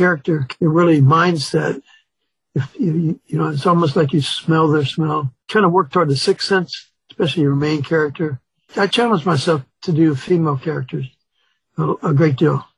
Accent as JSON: {"language": "English", "town": "Chicago", "region": "Illinois", "country": "United States", "tie": "born or raised there", "also_born_or_lived": "Mississippi", "said": "My dad moved us up to Chicago looking for work"}